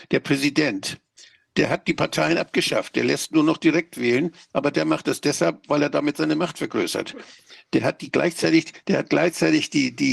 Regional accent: Schleswig-Holstein, Germany; Ich bin als stolzer Schleswig-Holsteiner, sage ich mal so, wir in Schleswig-Holstein machen diesen Scheiß nicht mehr

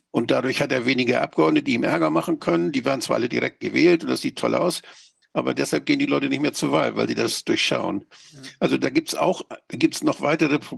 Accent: Schleswig-Holstein, Germany; Ich bin als stolzer Schleswig-Holsteiner, sage ich mal so, wir in Schleswig-Holstein machen diesen Scheiß nicht mehr

